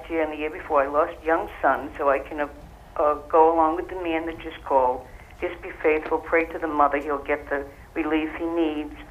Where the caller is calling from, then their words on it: Rhode Island, United States; I'm from Rhode Island.